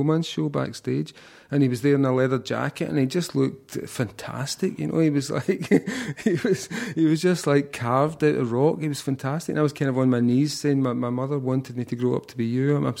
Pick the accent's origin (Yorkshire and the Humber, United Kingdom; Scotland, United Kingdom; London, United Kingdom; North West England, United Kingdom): Scotland, United Kingdom; And I just thought my work has barely ever been recognised in my home country.